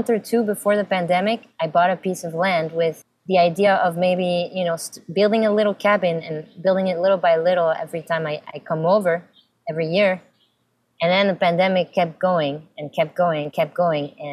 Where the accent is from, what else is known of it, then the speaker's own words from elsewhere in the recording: Samois-sur-Seine, Île-de-France, France; also born or lived in Fontainebleau / Cameroon; I was born in France, in Fontainebleau, close to Paris. I mean, two weeks later, I moved to Cameroon. My first, my baby years were in Cameroon, Africa. And um, then came back to France and lived in Samois, a little village